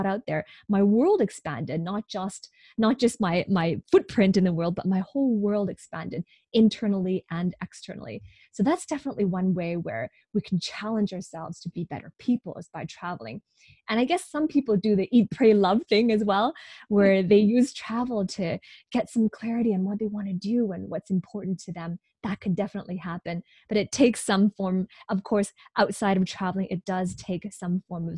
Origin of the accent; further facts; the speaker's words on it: Hong Kong; now in Vancouver, Canada; So originally I'm from Hong Kong. My parents are immigrants from Hong Kong.